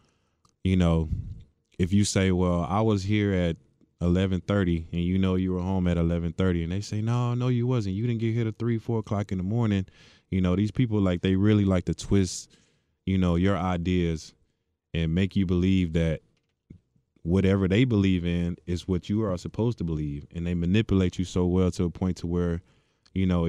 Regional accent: Hitchcock, Texas, United States; Small town, Hitchcock, Texas, right outside of Galveston.

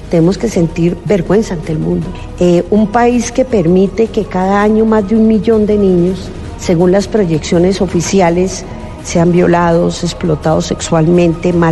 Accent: Colombia; somos los colombianos los que finalmente finalmente vamos a decidir si queremos o no hacer una excepción en nuestro ordenamiento jurídico

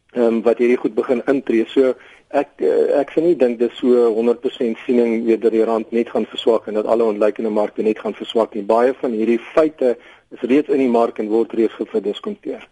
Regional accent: South Africa; as Suid-Afrikaners is ons

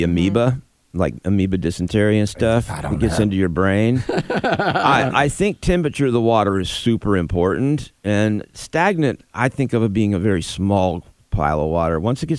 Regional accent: Florida, United States; moved away; I grew up in Florida.

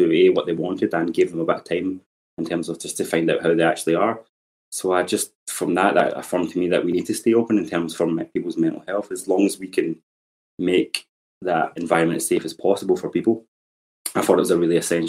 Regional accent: Glasgow, Scotland, United Kingdom; I grew up in Govan Hill, just around the corner on Langside Road

